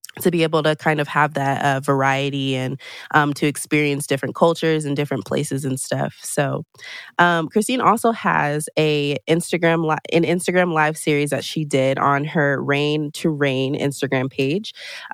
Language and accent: English; Colorado, United States; I'm personally from Colorado.